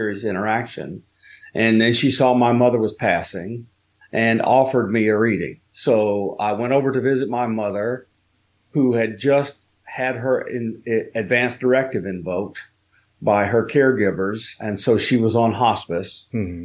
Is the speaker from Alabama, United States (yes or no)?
yes; Alabama, United States; moved away as an adult; also born or lived in Tennessee; when I was 1 year old, we moved from where I was born in Tennessee to where I was live until I was an adult in Alabama